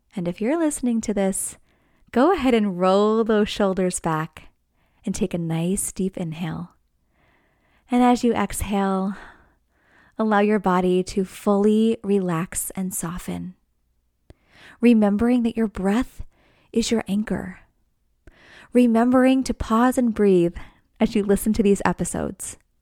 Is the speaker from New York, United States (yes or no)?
yes; New York, United States; now in New Jersey, United States; I'm from New York, right outside New York City